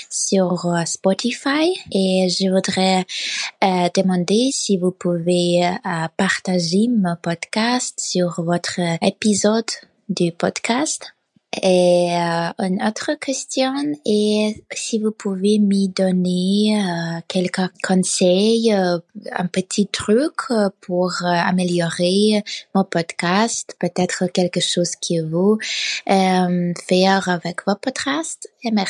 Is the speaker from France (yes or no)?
no; Ukraine; French is a second language; euh, je viens d'Ukraine